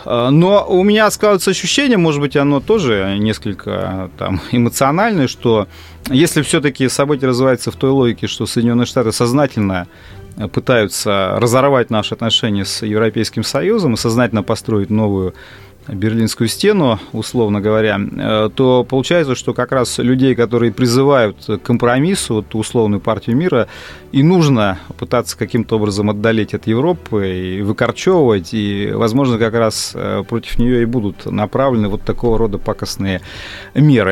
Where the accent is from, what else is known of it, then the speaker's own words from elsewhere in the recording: Russia; я россиянин